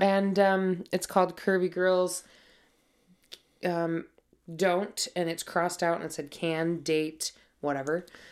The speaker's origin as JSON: {"language": "English", "region": "Montana", "country": "United States", "said": "I'm from Montana. I grew up horseback riding."}